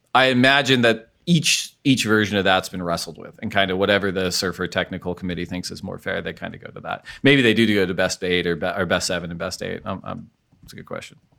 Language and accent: English; United States; we're all American people